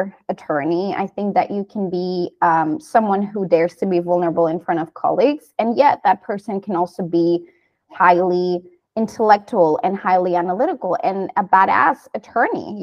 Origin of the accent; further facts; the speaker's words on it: Canary Islands, Spain; moved away as an adult; also born or lived in United States; I'm originally from the Canary Islands, but I studied in the US